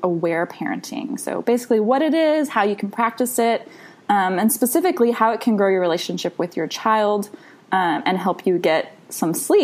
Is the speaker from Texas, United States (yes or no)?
yes; Texas, United States; I'm from Texas